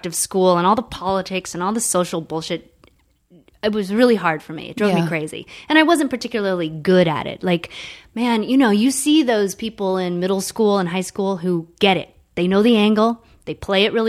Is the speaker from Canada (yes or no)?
no; Olympia, Washington, United States; born or raised there; moved away; also born or lived in South Korea